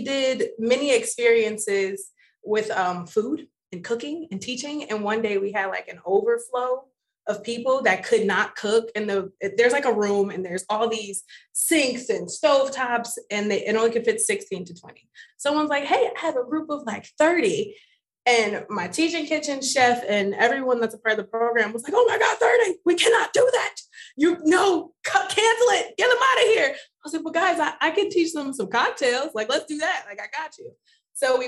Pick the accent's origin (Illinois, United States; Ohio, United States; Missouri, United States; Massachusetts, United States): Ohio, United States; Cleveland; now in New York City, United States; I am born and raised in Cleveland, Ohio